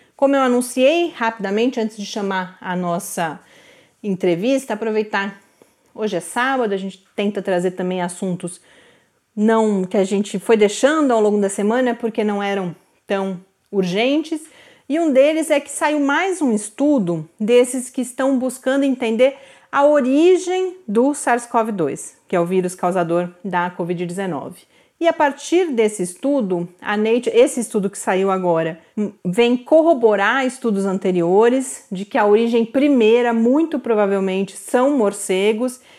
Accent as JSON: {"language": "Portuguese", "town": "Santos", "region": "São Paulo", "country": "Brazil", "tie": "born or raised there", "said": "cresci em Santos"}